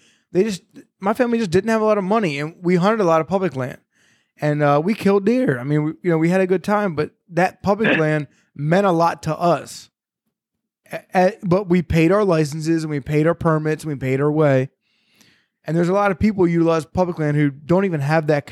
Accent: Maryland, United States; I grew up in Maryland, and like we always had full freezers.

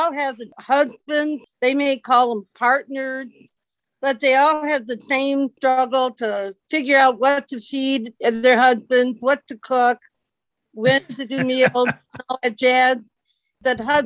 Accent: Alexandria, Virginia, United States; I'm from Alexandria, Virginia

